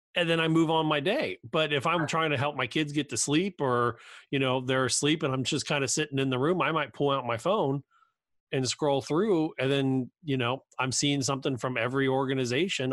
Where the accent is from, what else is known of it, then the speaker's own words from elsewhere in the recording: Cincinnati, Ohio, United States; I grew up in Cincinnati